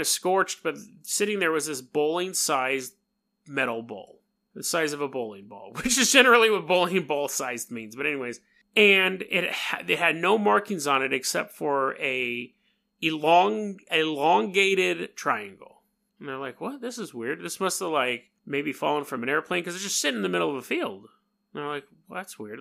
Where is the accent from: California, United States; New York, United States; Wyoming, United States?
New York, United States; accent: New York; my New York accent